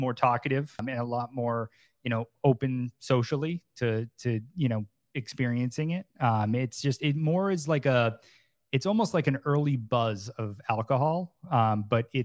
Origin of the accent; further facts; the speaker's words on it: Massachusetts, United States; moved away as an adult; also born or lived in Boston; now in Florida, United States; growing up in Massachusetts, you know, we didn't really have a lot of places to go or hang out